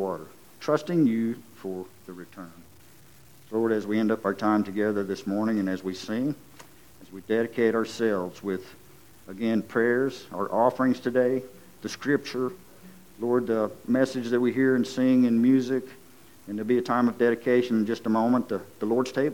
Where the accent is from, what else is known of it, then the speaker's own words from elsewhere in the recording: Lowell, United States; I'm from Lowell